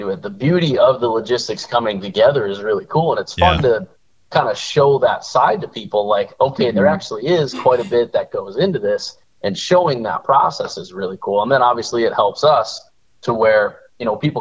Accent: the Lakes area, Minnesota, United States; also born or lived in North Dakota; we're from the Lakes area

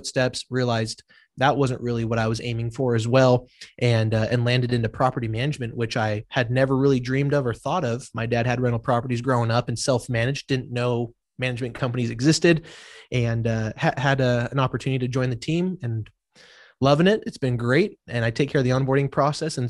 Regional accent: Las Vegas, Nevada, United States; moved away as an adult; now in Arizona, United States; I'm from Las Vegas, Nevada.

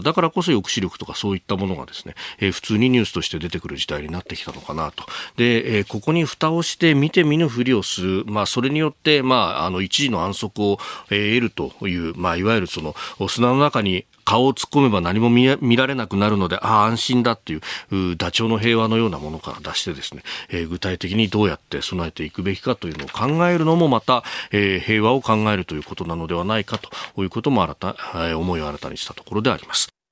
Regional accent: Kanagawa, Japan; 神奈川出身

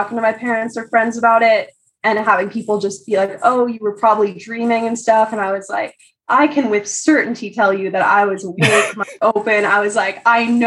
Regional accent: California, United States; I'm from California.

